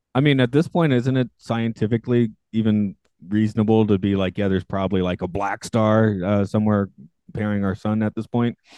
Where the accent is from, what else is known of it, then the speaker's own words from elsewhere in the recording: the South, United States; I grew up in the South